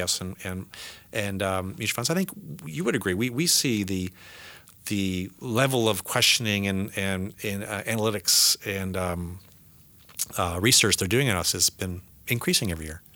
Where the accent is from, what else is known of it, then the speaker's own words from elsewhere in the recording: Canada; moved away as an adult; also born or lived in United States; I'm American now as well, so I'm more Canadian, but I'm, I'm a dual citizen